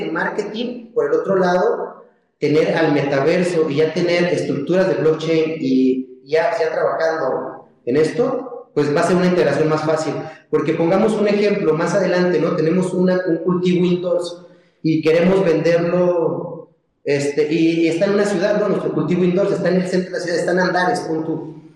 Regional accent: Mexico; como, como mexicanos y, personas que nos dedicamos a la agricultura

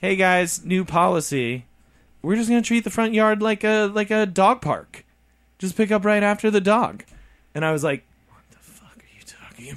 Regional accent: Midwest, United States; We're from the Midwest

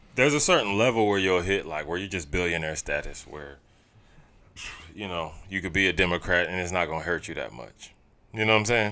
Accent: Augusta, Georgia, United States; moved away; niggas we grew up with in Augusta

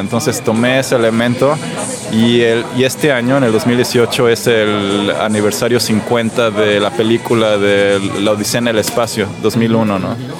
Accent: Mexico City, Mexico; moved away as an adult; now in Stockholm, Sweden; soy mexicano de la Ciudad de México y vivo en Estocolmo de hace cinco años

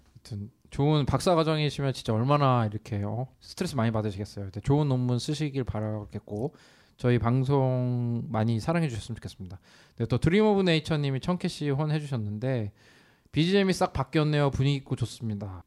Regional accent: Incheon, South Korea; born or raised there

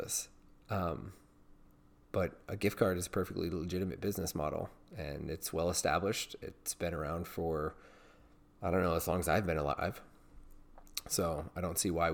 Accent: Virginia, United States; it's in my home state

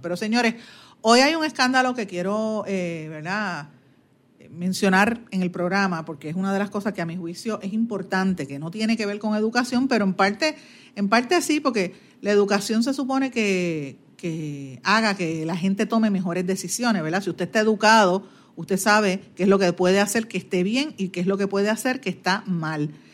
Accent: Guaynabo, Puerto Rico; yo soy de Guaynabo, natural de, de, de Guaynabo

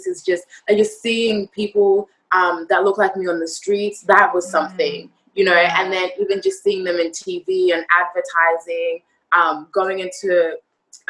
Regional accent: Australia; also born or lived in Zimbabwe; now in New York, United States; I was born in Zimbabwe. Then I moved over to Australia when I was about 3 or 4

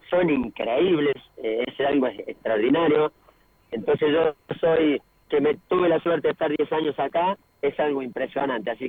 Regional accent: Argentina; moved away as an adult; now in Brazil

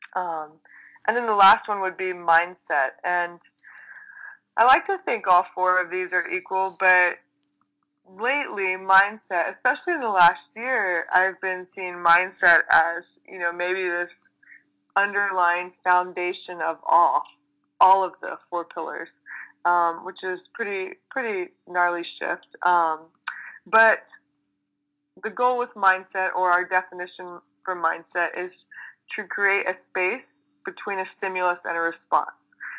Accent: Texas, United States; I grew up in Texas

